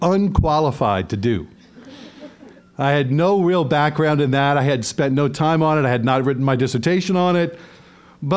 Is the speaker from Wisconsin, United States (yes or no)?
no; New Orleans, Louisiana, United States; moved away as an adult; now in northern Indiana, United States; I'm from New Orleans, Louisiana, the beautiful city where I, where my wife Christine and my children were all born, and which, up until the summer of 2018, was our home. 44 of my 51 years of life were spent right in that city